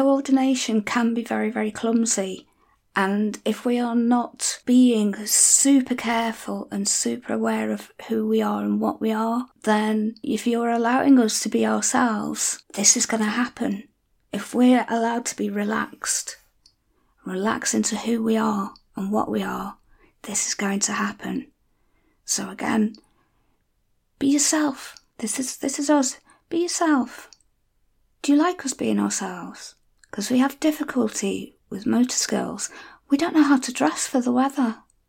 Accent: North West England, United Kingdom; accent: Scouse; not that there's anything common about being a Scouser, but I will often be accused of being a bit posh because I don't talk with a normal Scouse accent or Wirral accent. But I can if you want me to.

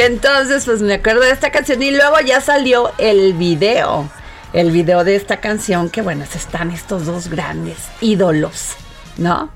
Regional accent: Vega de la Torre, Veracruz, Mexico; soy veracruzana y conozco las zonas

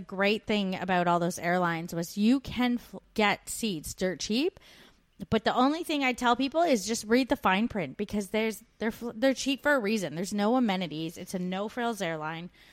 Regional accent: Canada; now in Australia

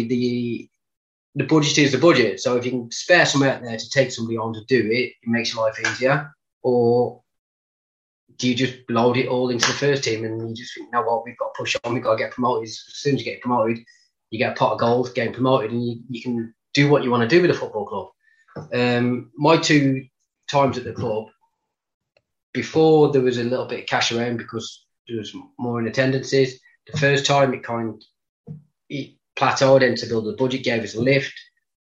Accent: Walsall, West Midlands, United Kingdom; accent: Black Country; moved away; it was Walsall and it was my hometown club

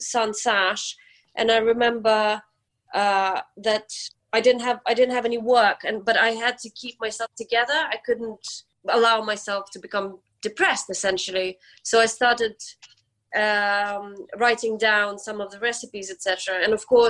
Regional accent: Ukraine; now in London, United Kingdom; we go back to Ukraine, to my hometown

